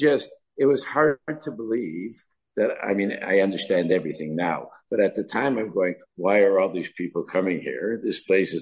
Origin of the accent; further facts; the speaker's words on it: Canada; moved away; we're from Canada